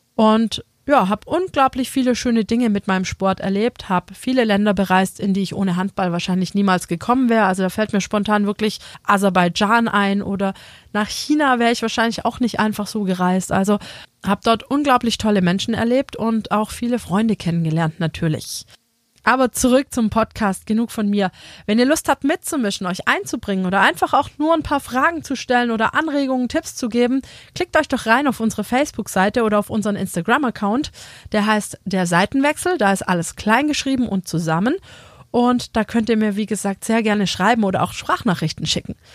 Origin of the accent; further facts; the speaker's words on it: Metzingen, Baden-Württemberg, Germany; ich bin aufgewachsen in Metzingen